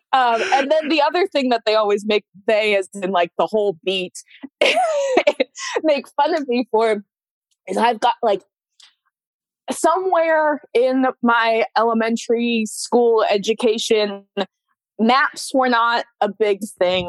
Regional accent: West Coast, Washington, United States; moved away; I grew up on the West Coast

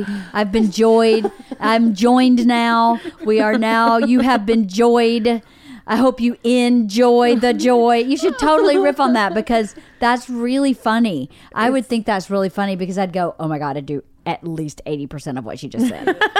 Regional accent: the South, United States; accent: Southern; I know I got to a certain point, a long time I tried to lose my Southern accent for a long, long time.

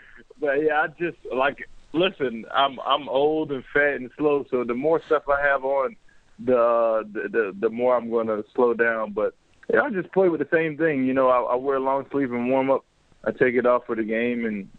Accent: the South, United States; moved away as an adult; now in Canada; living in the South, growing up in the South, we didn't know about Canada. So I never even imagined coming to Canada until the 2006 when I came

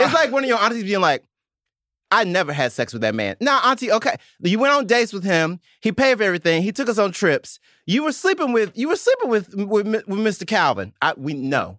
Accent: Mississippi, United States; now in New York, United States; I'm from Mississippi

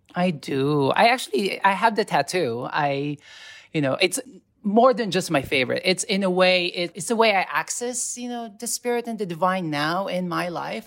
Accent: Philippines; moved away as an adult; now in New York City, United States; born and raised in the Philippines and then I moved to New York City in two thousand five

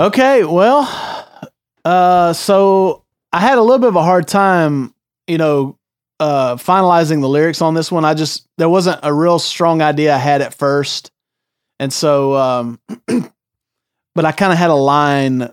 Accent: Greer, South Carolina, United States; born or raised there; moved away as an adult

